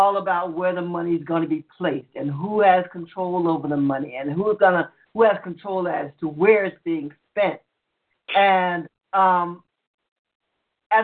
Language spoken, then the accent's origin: English; New York, United States; I'm a New Yorker myself